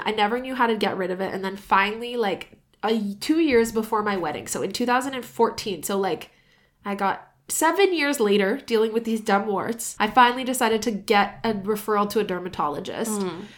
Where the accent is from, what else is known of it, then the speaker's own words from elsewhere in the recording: San Diego, California, United States; born there; I was born in San Diego.